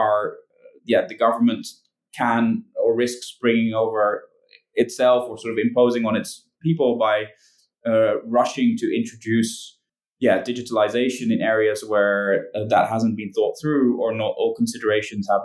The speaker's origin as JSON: {"language": "English", "country": "Netherlands", "said": "I'm from the Netherlands"}